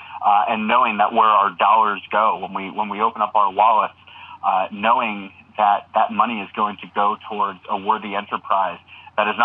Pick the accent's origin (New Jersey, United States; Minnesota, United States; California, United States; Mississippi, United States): New Jersey, United States; I grew up in New Jersey